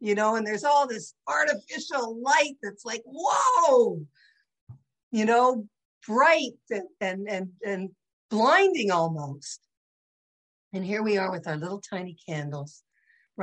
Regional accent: St. Catharines, Ontario, Canada; I grew up in St. Catharines, probably the only Jewish house on the street

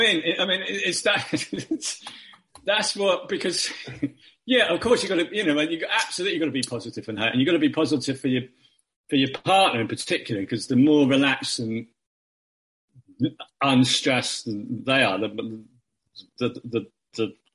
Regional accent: United Kingdom; as a Brit

